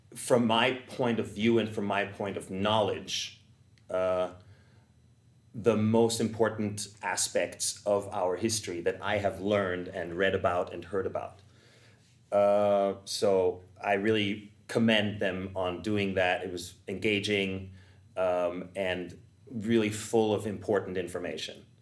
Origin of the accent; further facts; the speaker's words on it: Vienna, Austria; moved away; I'm from Vienna, Austria